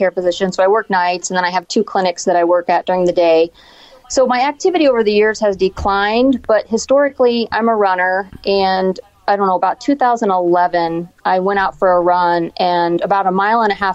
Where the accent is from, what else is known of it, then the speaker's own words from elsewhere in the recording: Hannibal, Missouri, United States; moved away as an adult; also born or lived in St. Louis, Missouri / O'Fallon, Missouri; now in Iowa, United States; I'm from Hannibal.